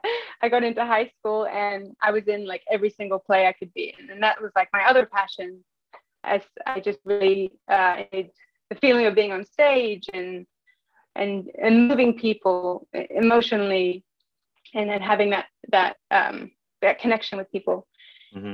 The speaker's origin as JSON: {"language": "English", "region": "England", "country": "United Kingdom", "tie": "born or raised there", "moved": "yes", "said": "I grew up in England. My mom is from America, from Kentucky, and my dad's English"}